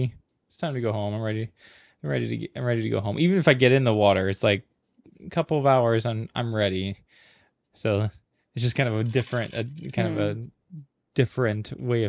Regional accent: Hawaii, United States; moved away; also born or lived in Mojave Desert; I grew up in Hawaii.

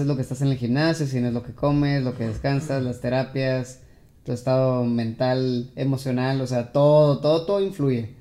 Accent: Mexico; soy el único mexicano

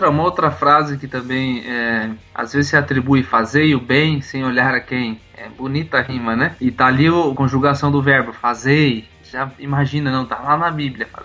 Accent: Matelândia, Paraná, Brazil; minha cidade natal, Matelândia. E foi bem interessante.

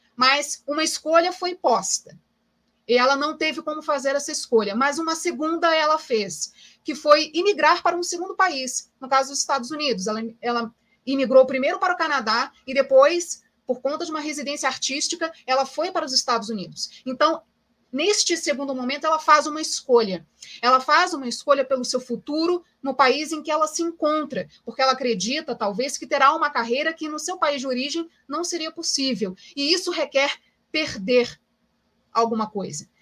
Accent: Brazil; viver com essa identidade sendo brasileira

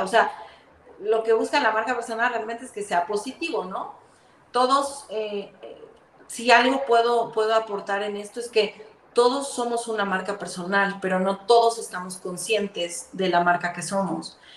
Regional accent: Mexico City, Mexico; moved away as an adult; now in Guatemala; yo soy mexicana, eh, nací en Ciudad de México

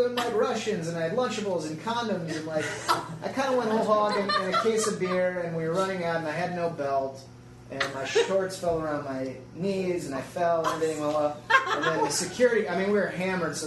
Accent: Chicago, Illinois, United States; moved away; also born or lived in Los Angeles, California; growing up in Chicago

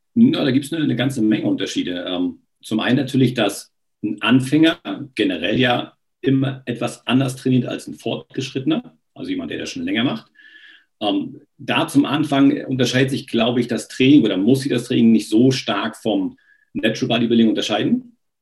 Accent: eastern Germany, Germany; in der DDR damals war es ja entweder du Sport gemacht oder Musik. Und Musik war nicht so meins

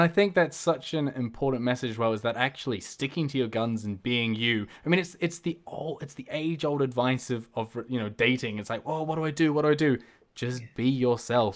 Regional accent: New Zealand; moved away as an adult; now in Liverpool, United Kingdom; being from New Zealand

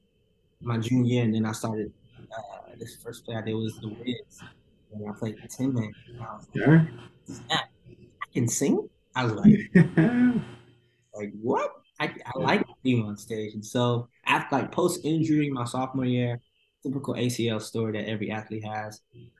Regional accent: Atlanta, Georgia, United States; also born or lived in New York; I was born in New York, raised in Atlanta, so I consider myself an ATLian for sure

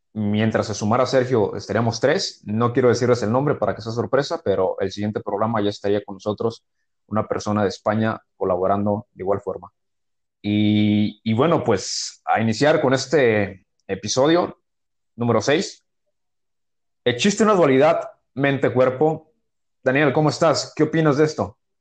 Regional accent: Mexico; soy de México

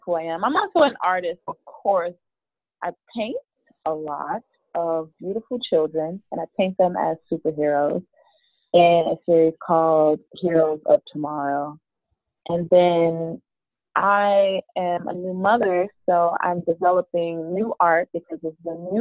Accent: Chicago, Illinois, United States; I'm from Chicago. I've lived all over the city, worked all over the city, even lived in some of the suburbs at one point

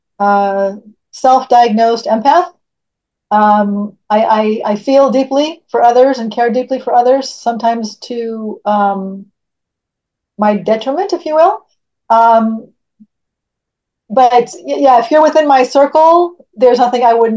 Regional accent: California, United States; I'm born and raised in California.

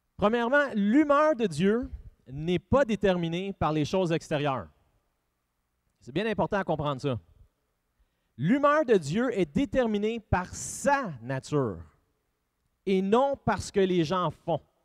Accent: Drummondville, Quebec, Canada

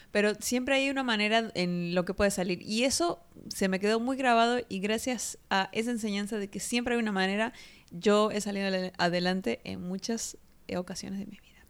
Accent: Argentina; now in Mexico; yo quisiera agradecer a México en realidad por darme la oportunidad de eh, vivir en un lugar tan próspero

